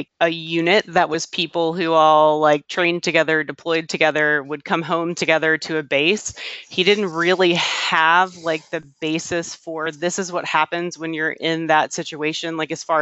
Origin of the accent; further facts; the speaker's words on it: Hampton Roads, Virginia, United States; moved away as an adult; also born or lived in New York City / West Coast; I grew up in the Hampton Roads area.